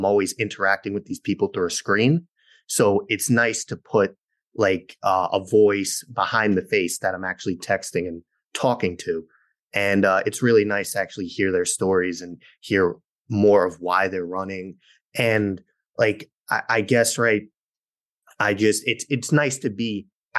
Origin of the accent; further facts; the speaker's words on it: New York, United States; I grew up in New York and I still live in New York